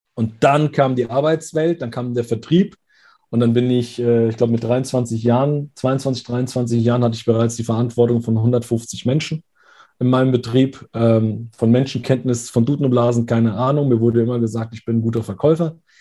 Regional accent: Frankfurt, Hesse, Germany; hier bei uns in Hessen, in Frankfurt

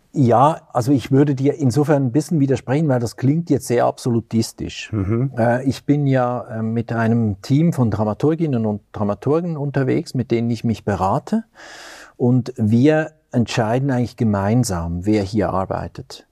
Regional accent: Lucerne, Switzerland; moved away as an adult; also born or lived in Zurich; now in Göttingen, Germany; Ich bin in Luzern aufgewachsen in der Schweiz

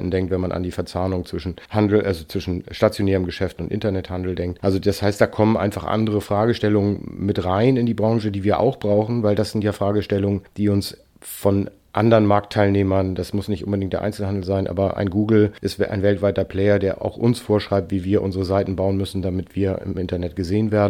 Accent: Hanover, Lower Saxony, Germany; Also ich komme aus Hannover, da gab es Decius, Hugendubel, davor war es Schmollen von Seefeld und Lehmanns mit drei Buchhandlungen groß in der Stadt.

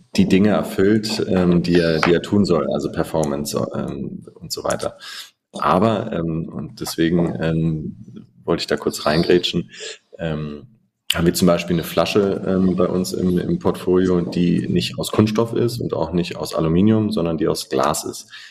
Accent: Germany; für uns als Deutsche

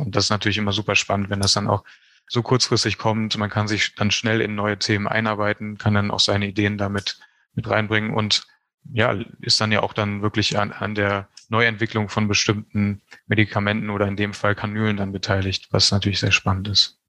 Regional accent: Neuss, North Rhine-Westphalia, Germany; moved away as an adult; now in Berlin, Germany; ich bin in Neuss geboren und groß geworden. Das ist in der Nähe von Düsseldorf

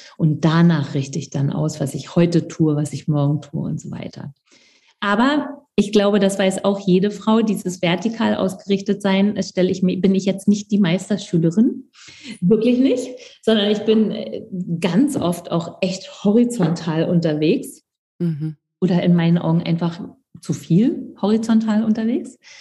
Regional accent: East Germany, Germany; ich komme aus dem Osten

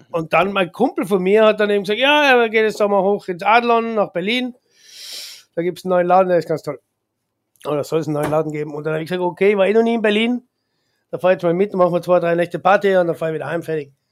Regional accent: Austria; als Österreicher, der Österreicher geht einfach nur gerne ins Wirtshaus

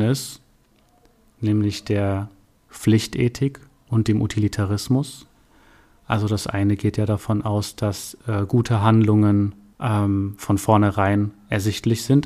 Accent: Darmstadt, Hesse, Germany; Ich bin auch gebürtiger Darmstädter, also ein echter Heiner. Ähm, bin hier zur Schule gegangen

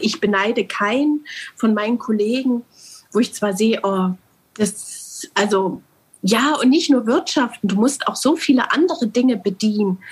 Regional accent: Germany; also born or lived in Altenburg; wir Deutschen

